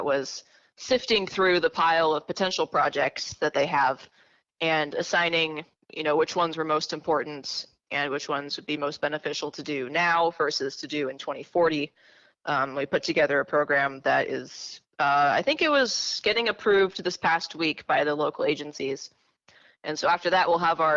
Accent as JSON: {"language": "English", "town": "Los Angeles", "region": "California", "country": "United States", "tie": "born or raised there", "also_born_or_lived": "Pittsburgh, Pennsylvania", "moved": "as an adult", "lives_now": "Phoenix, United States", "said": "I am from Los Angeles"}